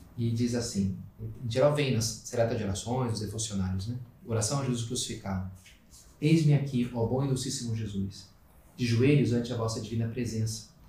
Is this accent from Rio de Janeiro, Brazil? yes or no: yes; Rio de Janeiro, Brazil; also born or lived in Rio Grande do Sul; now in Brasília, Brazil; sou carioca